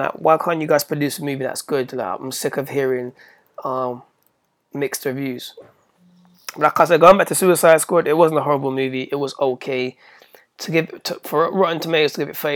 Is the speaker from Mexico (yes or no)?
no; United Kingdom